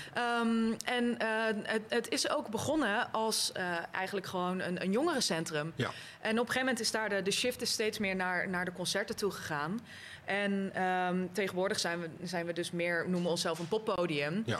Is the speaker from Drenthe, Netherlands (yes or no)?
no; Rotterdam, South Holland, Netherlands; Ik kom uit Rotterdam